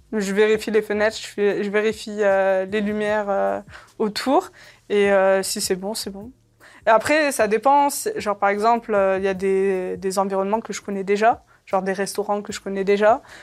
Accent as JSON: {"language": "French", "town": "Saint-Étienne", "region": "Auvergne-Rhône-Alpes", "country": "France", "tie": "born or raised there", "also_born_or_lived": "Algeria", "said": "moi, je suis, de Saint-Étienne et je suis la seule dans cette ville"}